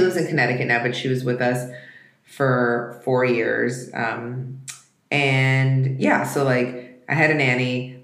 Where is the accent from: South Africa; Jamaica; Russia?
Russia; moved away; I was born in Russia